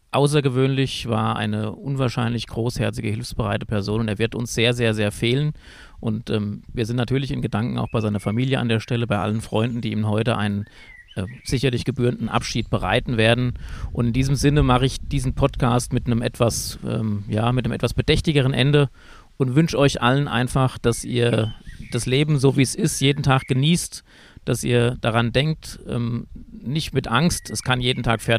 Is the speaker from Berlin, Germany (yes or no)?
no; Wölfersheim, Hesse, Germany; du bist aus Melbach, ich bin aus Wölfersheim-Södel